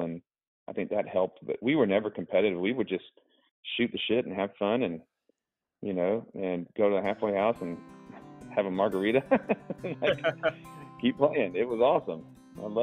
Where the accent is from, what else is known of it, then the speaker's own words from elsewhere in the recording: Augusta, Georgia, United States; also born or lived in Mississippi; grew up in Augusta, Georgia, which is basically like the golf capital of the world